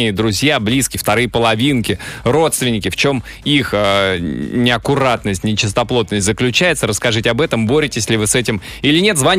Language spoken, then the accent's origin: Russian; Novosibirsk, Novosibirsk Oblast, Russia; now in Saint Petersburg, Russia; я родился в Новосибирске.